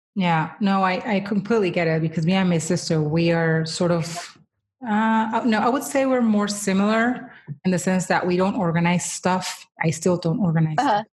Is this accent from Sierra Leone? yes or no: no; Colombia; moved away; I was born in the third largest city in Colombia